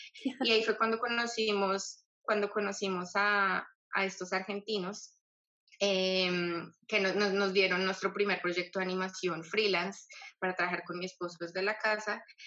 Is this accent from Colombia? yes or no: yes; Colombia; moved away as an adult; now in Australia; Yo soy una colombiana que emigró a Australia ya hace, va a ser siete años, ocho años, perdón, en febrero